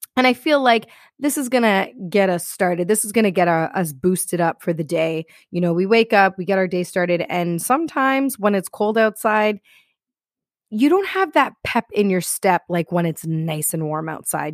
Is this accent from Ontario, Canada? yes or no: yes; Toronto, Ontario, Canada; I am from Toronto, Canada, and here we got a lot of snow.